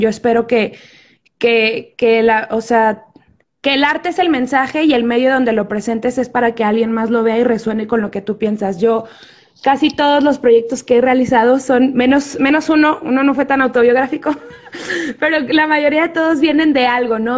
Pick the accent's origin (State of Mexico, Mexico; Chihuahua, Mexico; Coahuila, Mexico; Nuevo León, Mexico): Chihuahua, Mexico; Ciudad Juárez; moved away as an adult; now in Mexico City, Mexico; soy de Ciudad Juárez, soy del norte, allá viví gran parte de mi vida